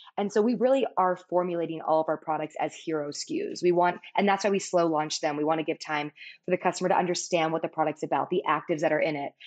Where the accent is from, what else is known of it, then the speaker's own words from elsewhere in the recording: Palos Verdes, California, United States; I grew up in Palos Verdes, a beautiful coastal town in Southern California